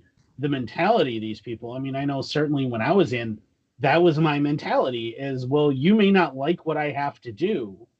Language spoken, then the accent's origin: English; Wisconsin, United States; I'm from Wisconsin and upper Midwesterners just avoid flying. We just